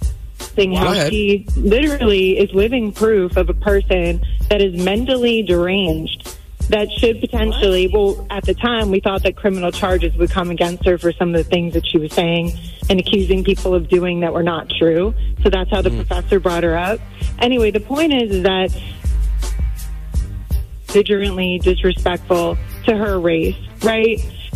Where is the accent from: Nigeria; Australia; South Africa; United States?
United States; Long Island, New York; So I was born and raised on Long Island, New York. I'm a Jewish woman, and I'm an attorney.